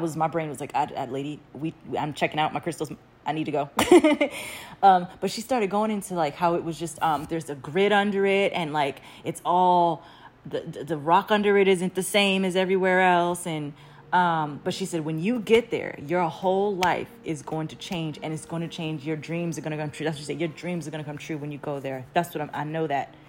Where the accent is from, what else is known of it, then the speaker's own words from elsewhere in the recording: New York City, New York, United States; also born or lived in Catskills, New York; I'm from here from Brooklyn.